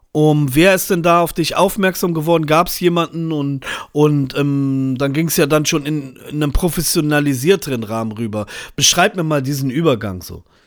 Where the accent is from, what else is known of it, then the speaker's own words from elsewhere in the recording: Braunschweig, Lower Saxony, Germany; in Niedersachsen, da wo ich aufgewachsen bin